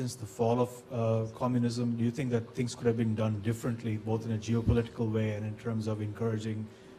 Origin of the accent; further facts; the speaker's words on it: India; moved away; I'm originally from India.